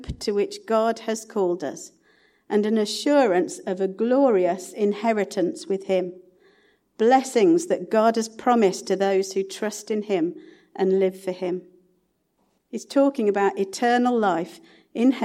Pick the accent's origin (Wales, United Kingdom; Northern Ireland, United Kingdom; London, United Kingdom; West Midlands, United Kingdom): West Midlands, United Kingdom; Sutton Coldfield; also born or lived in Kings Norton; I was brought up in Sutton Coldfield